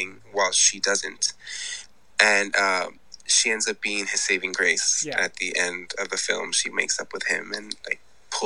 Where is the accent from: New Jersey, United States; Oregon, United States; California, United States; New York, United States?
California, United States; Los Angeles; I'm from Los Angeles